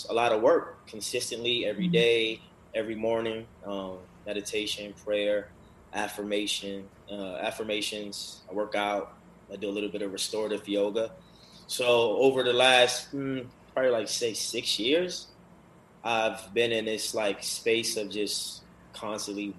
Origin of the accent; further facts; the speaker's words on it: Baltimore, Maryland, United States; moved away as an adult; now in Los Angeles, United States; growing up in Baltimore, a very negative environment